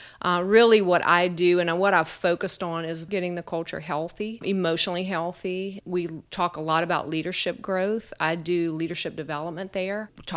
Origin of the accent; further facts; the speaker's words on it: Eunice, Louisiana, United States; moved away as an adult; now in Lafayette, United States; I am originally from Eunice, Louisiana. Grew up there.